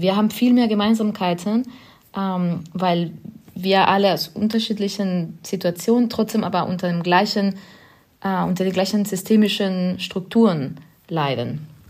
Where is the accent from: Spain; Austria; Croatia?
Spain; German is a second language; now in Berlin, Germany; ich komme aus Spanien ursprünglich und bin da aufgewachsen